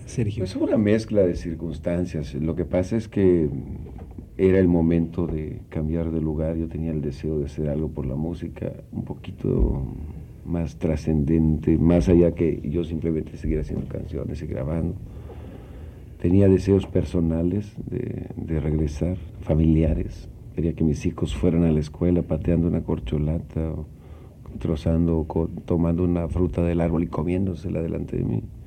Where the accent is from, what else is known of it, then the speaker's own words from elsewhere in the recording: Yucatán, Mexico; moved away; also born or lived in Mexico City; Trece años viviendo aquí